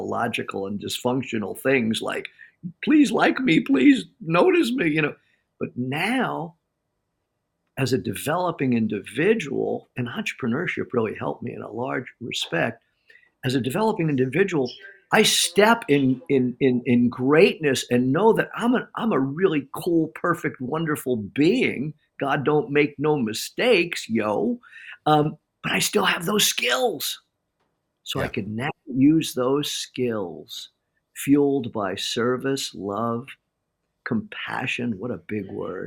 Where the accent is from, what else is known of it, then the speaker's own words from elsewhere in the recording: Farmingdale, New York, United States; now in San Diego, United States; But growing up on Long Island and doing the talk in Long Island, like miles from my high school, not many miles from the home that I grew up